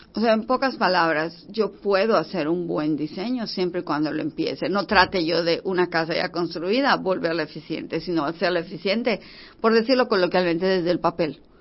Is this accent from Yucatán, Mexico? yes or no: yes; Yucatán, Mexico; nosotros que somos yucatecos